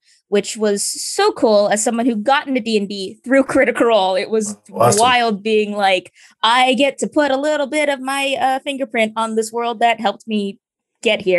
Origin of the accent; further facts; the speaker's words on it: United States; I myself am Filipino, although I am diaspora. I was born in America and I've been in America my entire life